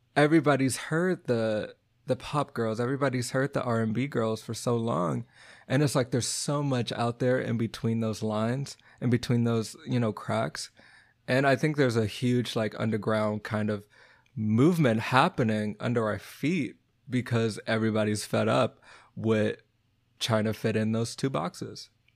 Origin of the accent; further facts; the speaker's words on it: Texas, United States; moved away; also born or lived in Virginia / Boston; I'm from Texas, but I was from the city